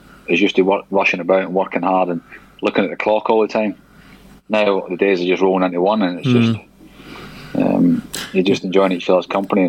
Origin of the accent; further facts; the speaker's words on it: East Kilbride, Scotland, United Kingdom; moved away; also born or lived in Glasgow; I was born in Glasgow from East Kilbride, and Motherwell was like 5 miles from East Kilbride.